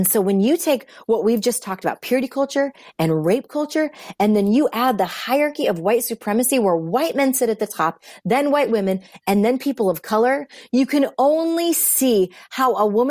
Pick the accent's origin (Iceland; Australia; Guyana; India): India; by my voice, but I'm Indian and I'm an immigrant.